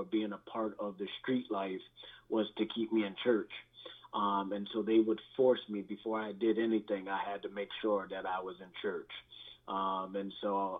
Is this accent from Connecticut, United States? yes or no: yes; Bridgeport, Connecticut, United States; I grew up in the projects of all projects in Bridgeport, Connecticut. It was known as Father Panic Village at the time